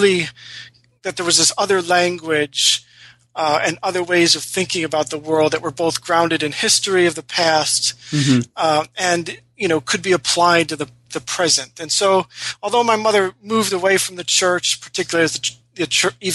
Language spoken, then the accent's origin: English; Rochester, New York, United States; I was born and raised in Rochester, New York